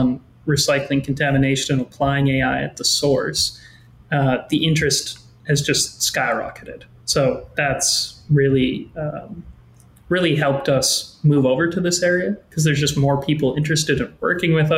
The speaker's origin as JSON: {"language": "English", "town": "Regina", "region": "Saskatchewan", "country": "Canada", "tie": "born or raised there", "said": "born and raised in Regina."}